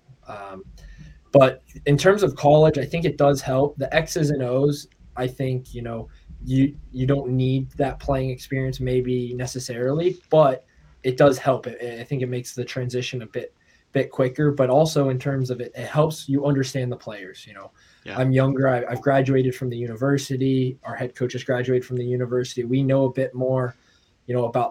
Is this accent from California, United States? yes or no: yes; Southern California, United States; moved away as an adult; also born or lived in Orange County; now in Asheville, United States; I grew up in California. My whole youth career was in Southern California